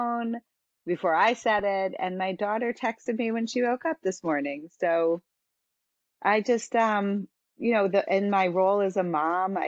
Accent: Philadelphia, Pennsylvania, United States; now in Sarasota, United States; I'm in Sarasota, Florida at the moment, although I'm from Philadelphia

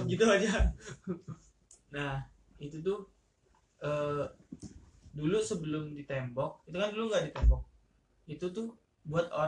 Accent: Palembang, South Sumatra, Indonesia; ke Lampung kan saya dari Palembang nih

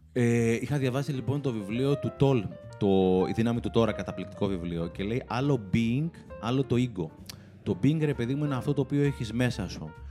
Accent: Greece; Είμαι πολύ φανατικό Έλληνα εγώ.

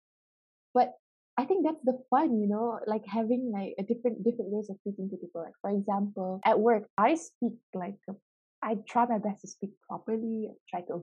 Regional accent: Petaling Jaya, Selangor, Malaysia; English is a second language; moved away as an adult; also born or lived in Sarawak, Malaysia / Edinburgh, Scotland; I was born in Sarawak, and when I was 8, I moved to Petaling Jaya

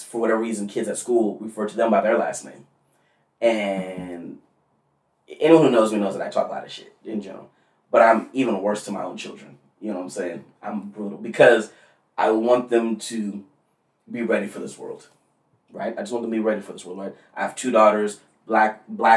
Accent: Rancho Cucamonga, California, United States; I grew up in Rancho Cucamonga

